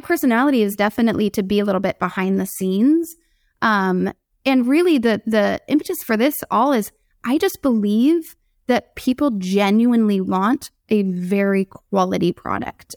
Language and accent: English; San Diego, California, United States; I grew up in San Diego